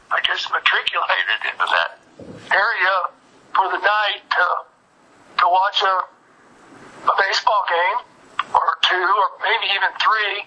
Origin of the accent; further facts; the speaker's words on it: Gideon, Missouri, United States; I grew up in Foothill, Missouri, in a small town, Gideon, around 1,000 or so